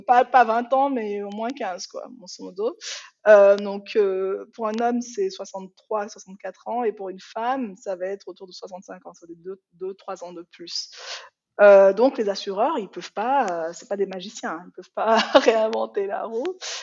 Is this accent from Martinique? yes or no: no; Benin; first language Yoruba; French is a second language; moved away as an adult; also born or lived in France; now in Switzerland; J'ai vécu au Bénin hein, toute mon enfance parce que, en fait, je suis née en France.